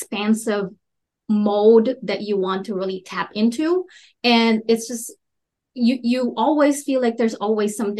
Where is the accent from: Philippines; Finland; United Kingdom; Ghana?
Philippines; moved away; also born or lived in Minnesota; I grew up in the Philippines.